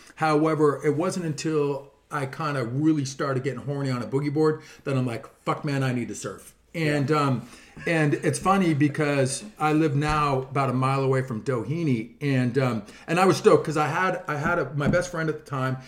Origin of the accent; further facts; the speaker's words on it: Mission Viejo, California, United States; moved away as an adult; now in Dana Point, United States; I grew up actually living in Mission Viejo